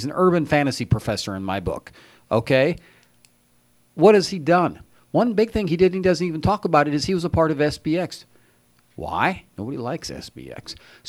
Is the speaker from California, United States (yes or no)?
yes; San Bernardino, California, United States; I'm born and raised in San Bernardino. I don't work in San Bernardino